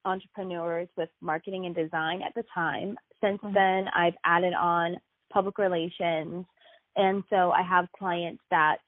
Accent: Jacksonville, Florida, United States; I'm from Jacksonville, Florida, which is 2 hours away from Disney in Orlando, 4 hours away from Atlanta.

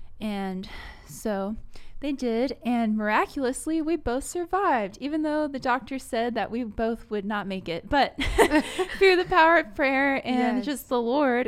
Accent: New York, United States; Oh, yeah. Yeah, I'm a New Yorker. Can't you tell from my accent? Can't you tell?

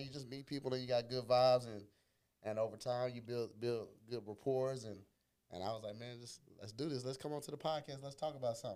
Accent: Fort Worth, Texas, United States; born or raised there

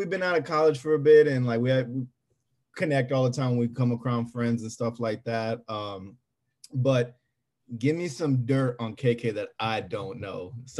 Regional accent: New York, United States; I'm a New Yorker. I'm a everything diehard New York fan

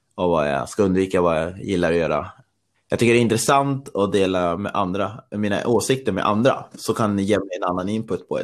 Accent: Östersund, Jämtland, Sweden; now in Stockholm, Sweden; jag är ju jag är från Östersund, men jag bor i Stockholm

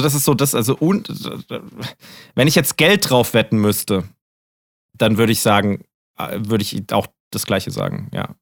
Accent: Germany; als Deutscher

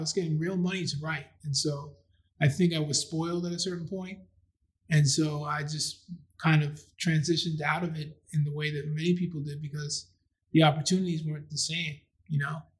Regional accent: New York City, New York, United States; also born or lived in Philadelphia / Maryland; I grew up in Astoria, which is about a mile or so away from Queensbridge

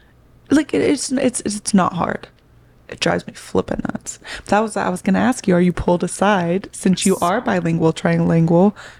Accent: Oklahoma, United States; now in California, United States; I learned, like, a little bit of Spanish in high school, but that was something else I noticed when I moved from Oklahoma to California.

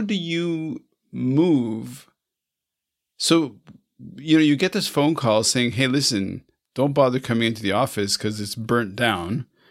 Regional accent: Canada; I'm Canadian

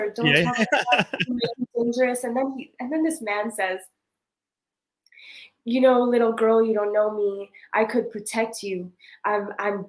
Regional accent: Montreal, Quebec, Canada; moved away as an adult; now in West Africa; growing up in the Caribbean community and NDG

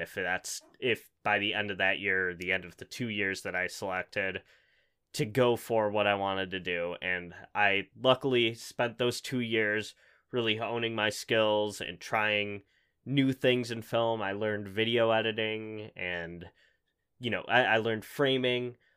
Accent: Buffalo, New York, United States; I'm from Buffalo. I've never left

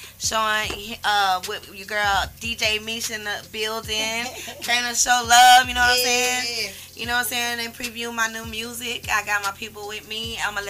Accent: Houston, Texas, United States; I'm from right here in the city, H-Town, baby.

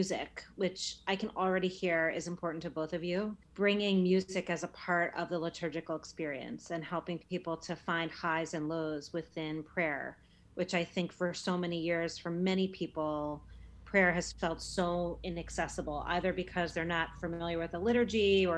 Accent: New York, United States; moved away as an adult; also born or lived in New Haven, Connecticut; I'm a New Yorker, and leaving New York was really hard.

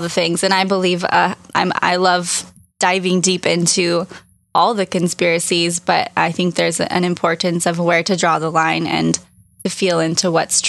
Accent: California, United States; I'm from Orange County.

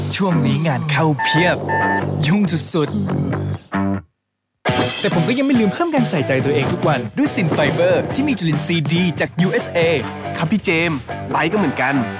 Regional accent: Thailand; first language Thai; เราถือว่าพวกเราโชคดีมากนะที่เกิดเป็นคนไทยแล้วก็เกิดมาได้ได้ใช้ภาษาไทยตั้งแต่เกิด

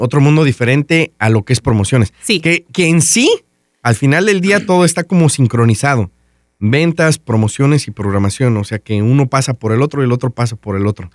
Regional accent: Mexico; moved away; En mi casa y todos en mi pueblo, allá en México

